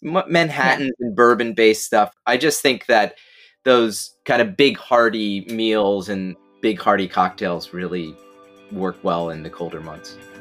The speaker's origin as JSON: {"language": "English", "town": "Binghamton", "region": "New York", "country": "United States", "tie": "born or raised there", "moved": "yes", "said": "my hometown of Binghamton"}